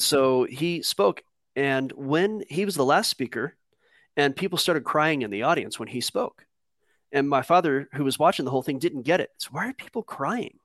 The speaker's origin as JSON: {"language": "English", "region": "Southern California", "country": "United States", "tie": "born or raised there", "said": "I grew up in Southern California"}